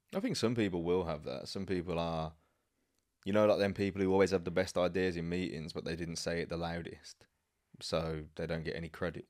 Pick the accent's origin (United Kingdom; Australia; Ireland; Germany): United Kingdom; Birmingham, West Midlands; moved away; where I grew up back in Birmingham